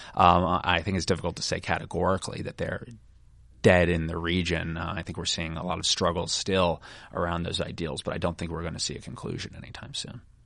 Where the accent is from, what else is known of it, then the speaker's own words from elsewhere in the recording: United States; we being the American people